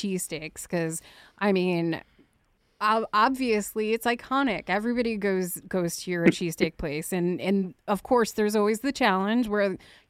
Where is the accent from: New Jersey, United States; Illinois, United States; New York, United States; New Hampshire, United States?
New Jersey, United States; I'm from Jersey